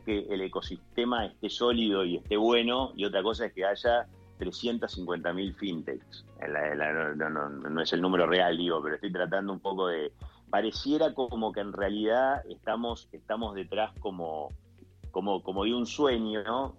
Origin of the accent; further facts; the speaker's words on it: Colón, Entre Ríos, Argentina; soy entrerriano de, la, costa del río Uruguay, de Colón, Entre Ríos